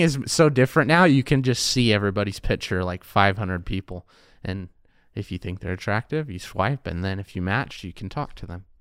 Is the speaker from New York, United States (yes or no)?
no; Payson, Utah, United States; also born or lived in Pocatello, Idaho / Price, Utah / California / Orem, Utah; I am from Payson.